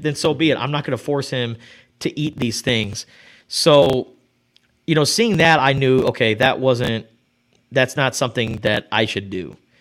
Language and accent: English; Tucson, Arizona, United States; from the time I was a kid growing up in Rita Ranch